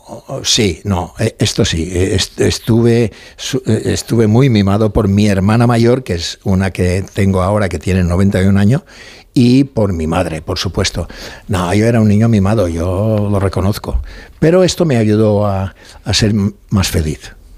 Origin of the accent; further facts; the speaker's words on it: Mallorca, Balearic Islands, Spain; accent: Mallorcan; soy de Mallorca